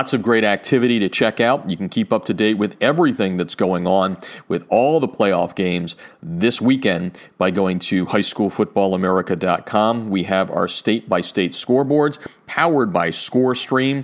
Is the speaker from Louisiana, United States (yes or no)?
no; Easton, Pennsylvania, United States; moved away; my hometown of Easton, Pennsylvania